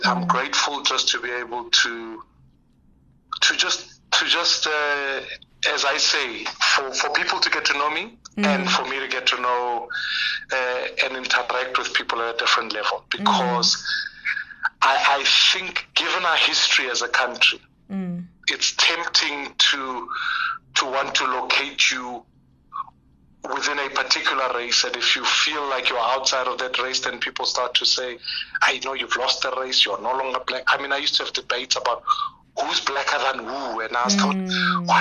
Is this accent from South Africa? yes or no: yes; South Africa; I'm speaking as a South African who's lived through the streets of this country